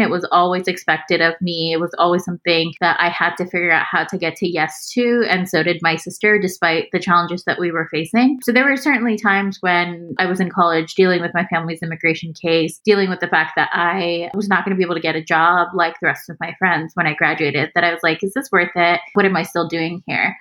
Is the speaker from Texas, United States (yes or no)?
yes; Houston, Texas, United States; moved away as an adult; also born or lived in Pakistan / Austin, Texas; now in Bay Area, United States; I grew up in Houston. Like it's it's the place that I definitely consider my hometown.